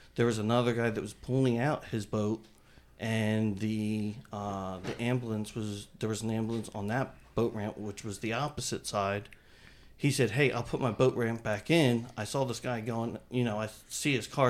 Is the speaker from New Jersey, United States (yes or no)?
yes; New Jersey, United States; I grew up in New Jersey